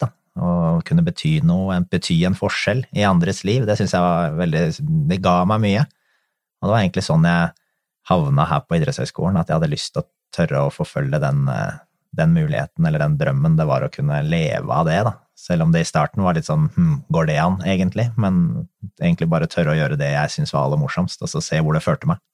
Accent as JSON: {"language": "Norwegian", "town": "Drammen", "region": "Buskerud", "country": "Norway", "said": "det er jo klubben min hjemme. Jeg kommer jo fra Konnerud"}